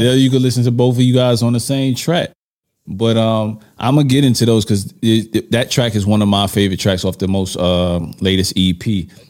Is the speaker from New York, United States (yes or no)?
yes; New York, United States; I'm from New York.